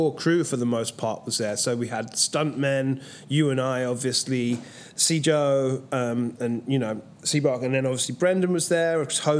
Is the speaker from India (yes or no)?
no; England, United Kingdom; Well, obviously, being English